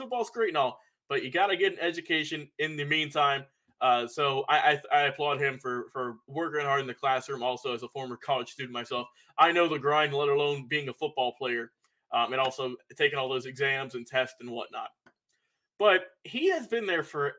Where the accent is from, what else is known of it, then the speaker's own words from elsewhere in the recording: Douglasville, Georgia, United States; I'm from Douglasville.